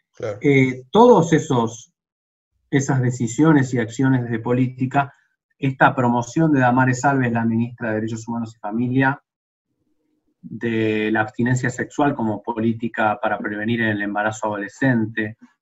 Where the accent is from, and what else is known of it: Argentina